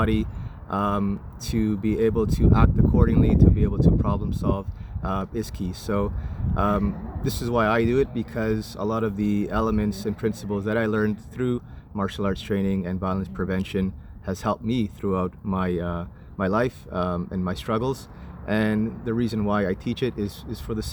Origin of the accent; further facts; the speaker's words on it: Canada; also born or lived in Santiago, Chile; I was born in Santiago, Chile, and I immigrated here to Canada when I was 8 years old